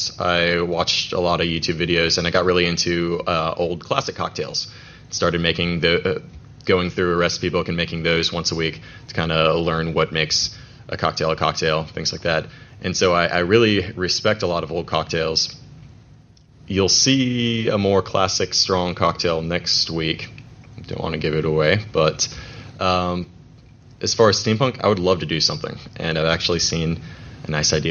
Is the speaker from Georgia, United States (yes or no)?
yes; Atlanta, Georgia, United States; also born or lived in Roswell, Georgia; now in Macon, United States; I'm actually from Atlanta, or I'm native from Atlanta. I lived up in Roswell, and now I'm in Macon.